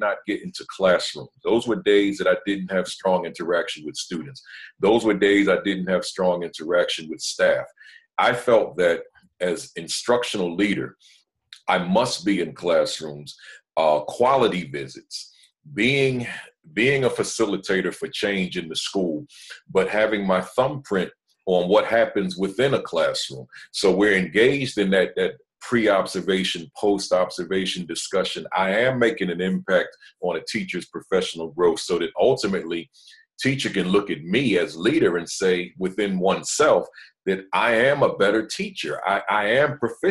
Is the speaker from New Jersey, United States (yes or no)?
yes; New Jersey, United States; I'm from Jersey, so went on back home to Jersey